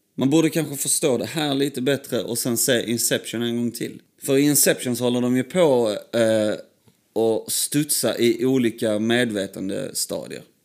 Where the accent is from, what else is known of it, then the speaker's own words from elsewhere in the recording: Sandby, Sweden; där vi växte upp i, eh, i Sandby